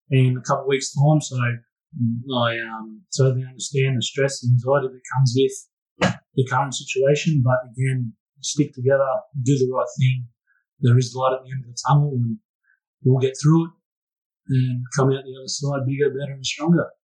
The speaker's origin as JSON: {"language": "English", "country": "Australia", "said": "we as Australian people"}